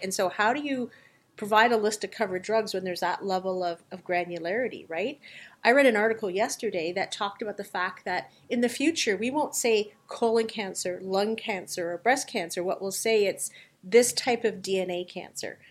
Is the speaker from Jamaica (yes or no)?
no; Canada; as a Canadian